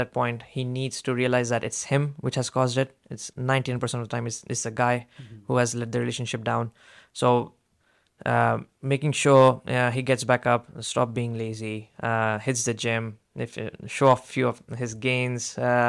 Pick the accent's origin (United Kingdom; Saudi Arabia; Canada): Saudi Arabia; I was raised in Saudi Arabia. It's immigrants weren't as respected. I've seen my uncles and my dad struggle there.